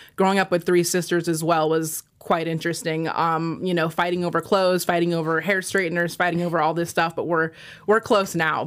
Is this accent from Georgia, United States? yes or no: no; Washington, United States; moved away as an adult; I am from Washington, and I was like, "You know what? I'm just gonna leave Washington. This place is too small